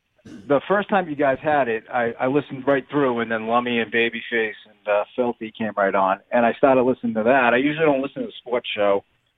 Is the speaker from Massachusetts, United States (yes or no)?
yes; Boston, Massachusetts, United States; now in Maine, United States; I was originally from Boston and moved up to Maine to get out of that.